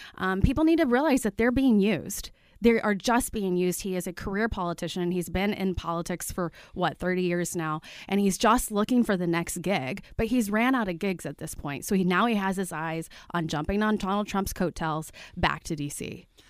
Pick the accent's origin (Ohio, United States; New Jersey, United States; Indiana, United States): Indiana, United States; Martinsville; I grew up in Martinsville, right? Uh, my own hometown.